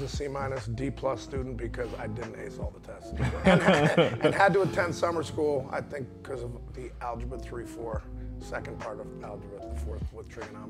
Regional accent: West Hartford, Connecticut, United States; moved away as an adult; also born or lived in San Diego / Virginia; I grew up in West Hartford with a bunch of cool people.

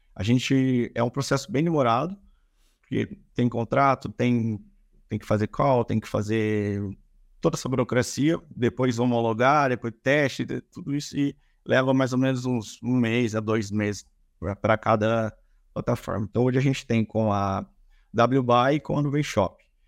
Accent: Campinas, São Paulo, Brazil; com 19 eu trabalhei no e-commerce aqui na minha cidade, sou de Campinas

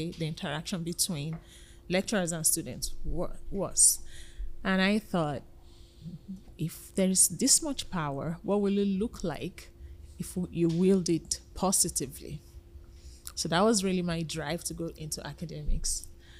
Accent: Nigeria; moved away as an adult; now in Canada; I'm originally from Nigeria

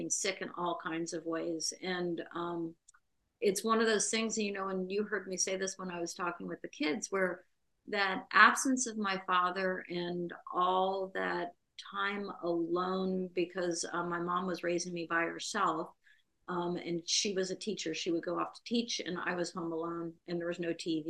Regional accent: Central Florida, United States; now in Minneapolis, United States; So I grew up though in Central Florida, in a small town in Central Florida

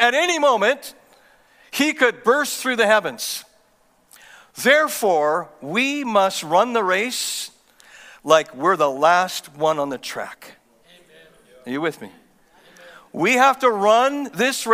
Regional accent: Canada; I'm from Canada and I'm a pastor

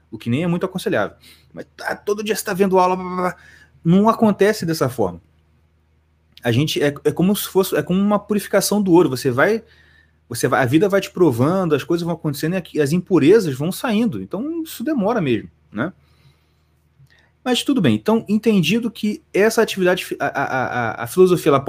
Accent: Brazil; a gente, como brasileiro, a gente sofre de um, de um mal terrível. O mal terrível é justamente ter nascido aqui.

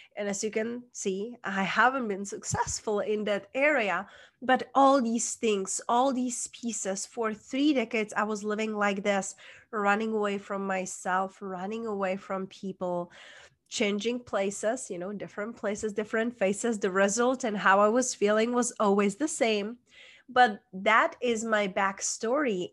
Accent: Czechia; moved away; I was born, hence that's where is my accent from, small town in Czech Republic

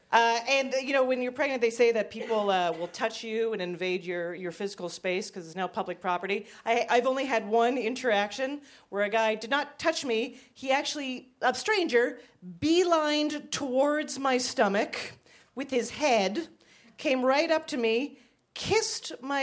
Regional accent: Canada; moved away as an adult; now in Brooklyn, United States; I'm originally from Canada

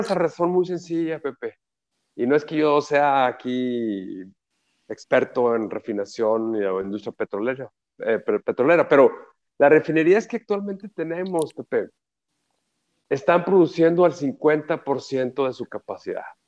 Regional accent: Mexico

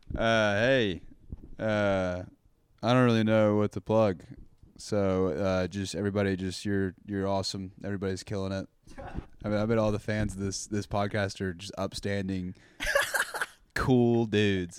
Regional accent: Texas, United States; moved away as an adult; now in Austin, United States; my hometown is about an hour fifteen from here, and it's about an oh. hour and a half from Houston

